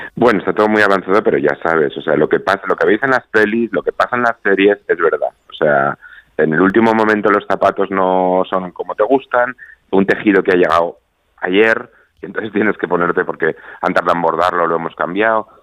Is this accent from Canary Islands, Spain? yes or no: yes; Canary Islands, Spain; nuestras islas no solo son sol y playa